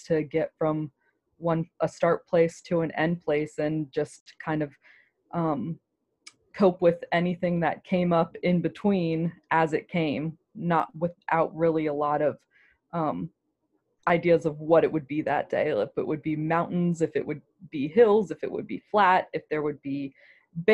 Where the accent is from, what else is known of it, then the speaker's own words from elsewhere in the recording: Germantown, Maryland, United States; I grew up in Germantown, Gaithersburg